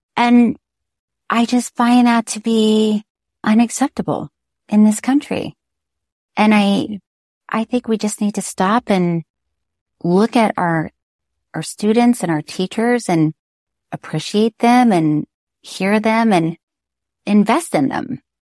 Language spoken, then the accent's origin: English; Florida, United States; I'm from Florida